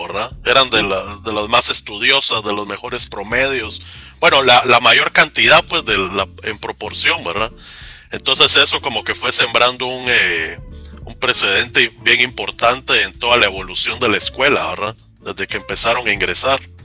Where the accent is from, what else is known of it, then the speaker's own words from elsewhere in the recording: Guatemala; yo soy de Guatemala